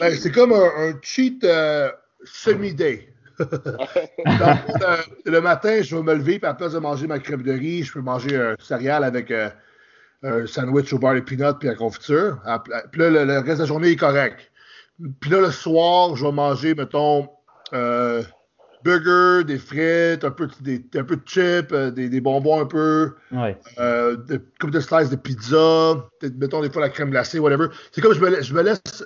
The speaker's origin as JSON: {"language": "French", "region": "Quebec", "country": "Canada", "tie": "born or raised there", "moved": "as an adult", "lives_now": "Ontario, Canada", "said": "Je suis euh, français du Canada. Dans j'ai grandi au Québec. Là, j'habite en Ontario."}